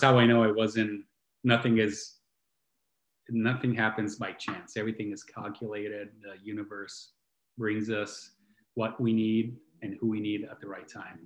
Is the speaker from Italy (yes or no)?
yes; Italy; I grew up in Italy